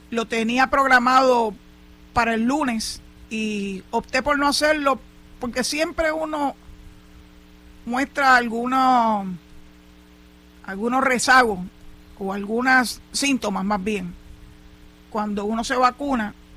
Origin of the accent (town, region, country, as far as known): Puerto Rico